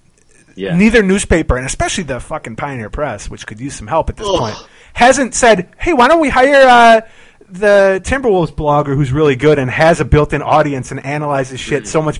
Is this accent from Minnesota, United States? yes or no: yes; St. Paul, Minnesota, United States; I grew up in Highland